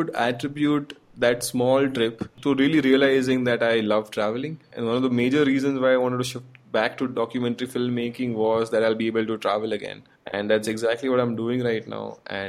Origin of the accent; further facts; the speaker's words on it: Gujarat, India; I'm from Gujarat